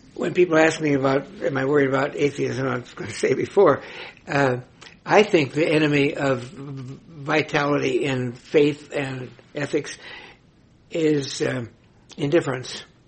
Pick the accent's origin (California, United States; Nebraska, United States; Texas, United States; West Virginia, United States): Nebraska, United States; my home state of Nebraska